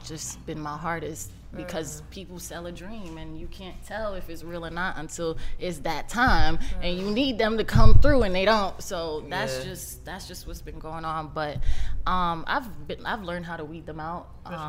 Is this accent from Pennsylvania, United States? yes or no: no; New York, United States; like I said, growing up in New York, I peep energy, I peep vibes, sure.